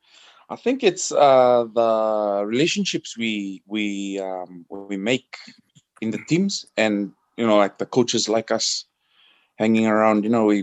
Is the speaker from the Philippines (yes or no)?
no; Suva, Central Division, Fiji; I was born and bred in Suva.